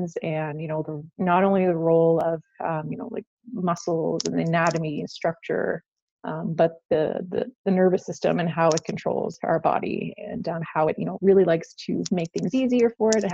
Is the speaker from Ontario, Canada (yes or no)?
no; Prince Edward Island, Canada; moved away as an adult; also born or lived in Alberta; I came from Prince Edward Island, which is a small island in Canada.